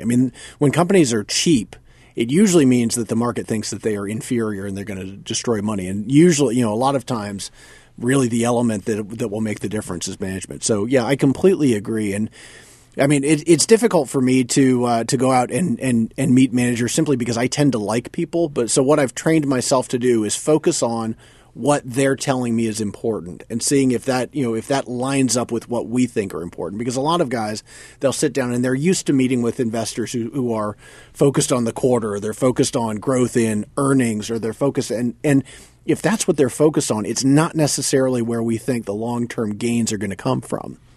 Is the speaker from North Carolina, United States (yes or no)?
yes; North Carolina, United States; moved away; I grew up in North Carolina